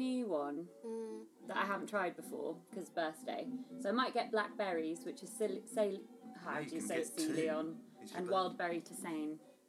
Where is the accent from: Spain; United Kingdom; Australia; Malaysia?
United Kingdom; Midlands; we grew up in the Midlands, so paninis was pronounced panino